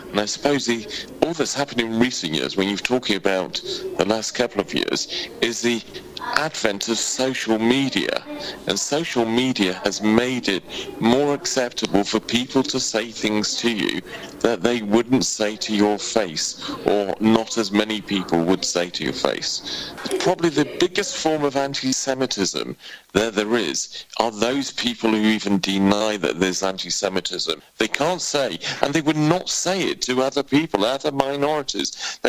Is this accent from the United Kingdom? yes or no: yes; United Kingdom; why I am a British Jew.